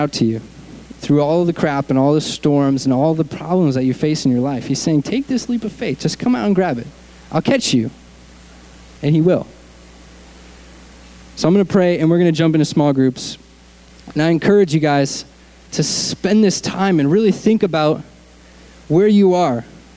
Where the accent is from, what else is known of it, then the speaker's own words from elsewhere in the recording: Connecticut, United States; moved away as an adult; also born or lived in Arkansas; now in Southern California, United States; I grew up in Connecticut, on the East Coast, like next to New York City.